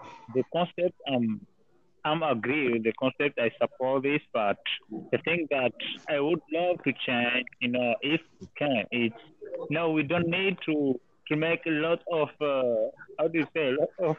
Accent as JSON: {"language": "English", "country": "Comoros", "moved": "as an adult", "lives_now": "India", "said": "I'm from Comoros"}